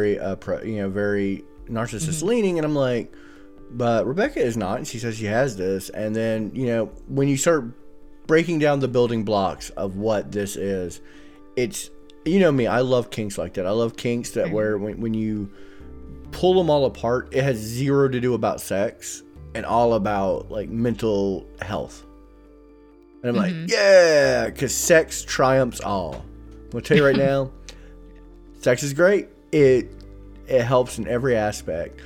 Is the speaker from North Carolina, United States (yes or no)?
yes; North Carolina, United States; I'm an idiot from North Carolina.